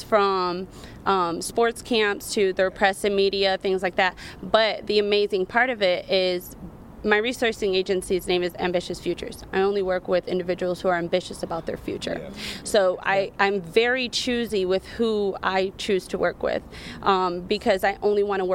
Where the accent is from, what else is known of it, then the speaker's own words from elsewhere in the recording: Detroit, Michigan, United States; My home is Detroit, Michigan. I'm born and raised in Detroit, Michigan.